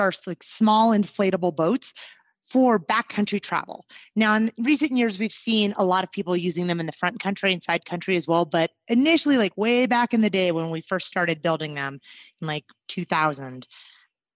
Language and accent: English; Anchorage, Alaska, United States; moved away as an adult; now in Southern Colorado, United States; I was born and raised in Anchorage